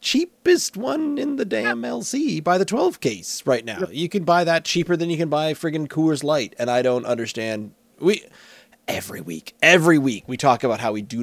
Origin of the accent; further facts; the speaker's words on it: Nova Scotia, Canada; I grew up in Nova Scotia